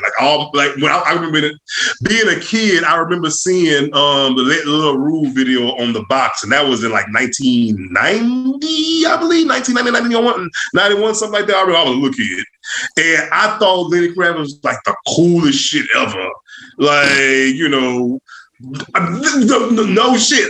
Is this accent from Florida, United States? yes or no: no; Louisiana, United States; now in Georgia, United States; I'm from Louisiana